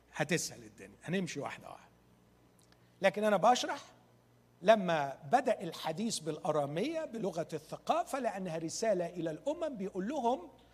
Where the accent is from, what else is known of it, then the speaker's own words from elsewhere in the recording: Egypt; احنا عندنا في مصر